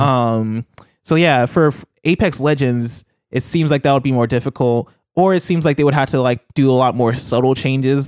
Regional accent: Illinois, United States; I'm from Illinois

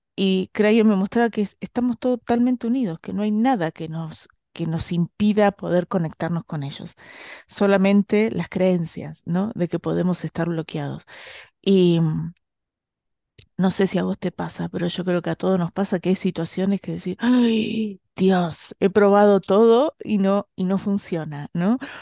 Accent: Bahía Blanca, Buenos Aires Province, Argentina; yo soy de Bahía Blanca

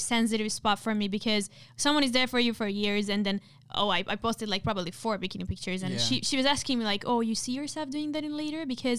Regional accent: India; send me another like a message from another account saying my family, because I'm Indian, like I cannot have friends like you.

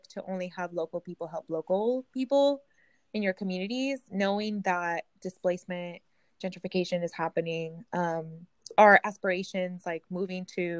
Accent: Napa, California, United States; also born or lived in Central Valley, California; I grew up in the Bay Area, but, like, in the places where, like, in Napa

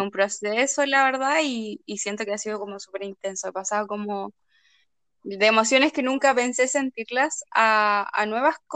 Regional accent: Yungay, Ñuble, Chile; moved away as an adult; also born or lived in Concepción; hace cuatro años estaba estudiando en Conce, entonces me tuve que venir a mi pueblo como de origen, Yungay, y la verdad es que, ha sido una experiencia súper positiva porque me gusta estar acá

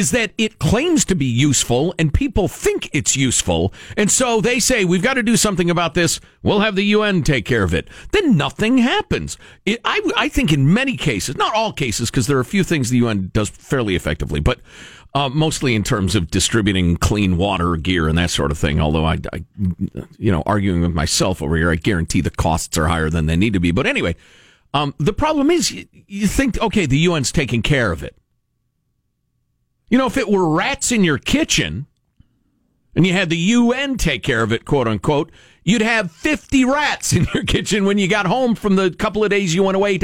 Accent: Chicago, Illinois, United States; moved away; I grew up in the Chicago area and I was a huge Chicago Blackhawks fan.

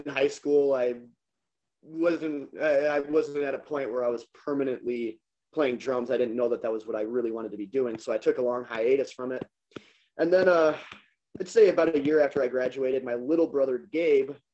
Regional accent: Janesville, Wisconsin, United States; born and raised. Still living here.

